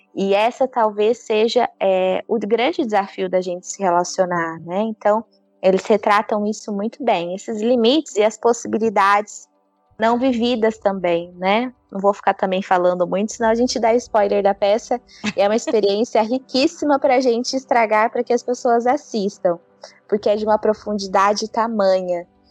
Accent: Ribeirão Preto, São Paulo, Brazil; eu sou do interior de São Paulo, de Ribeirão Preto

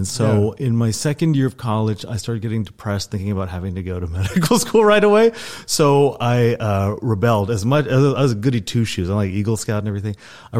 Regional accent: South Holland, Netherlands; also born or lived in Oklahoma, United States; Well, I was born in Oklahoma. I don't like to talk about that usually, but we moved to the Netherlands when I was a child. And so actually I lived outside of The Hague for several years.

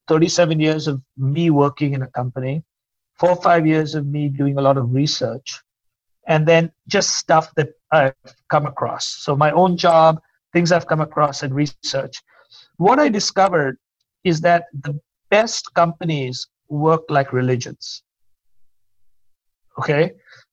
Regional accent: India; moved away; because I came from India, and I was, as you know, immigrants are forever looking at things from an outside perspective.

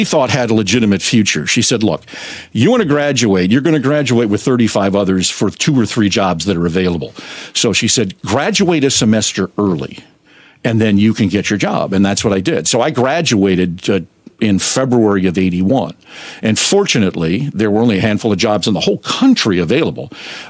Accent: Attleboro, Massachusetts, United States; also born or lived in Plymouth, United States; I grew up in Attleboro, Massachusetts, which is right on, it's quite literally on the border between Providence and Boston. It's on I-95, right at the Rhode Island border. And I was born in Plymouth

